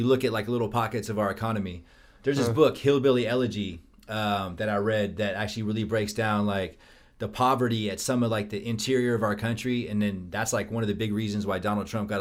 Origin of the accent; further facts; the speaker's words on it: California, United States; I'm from Cali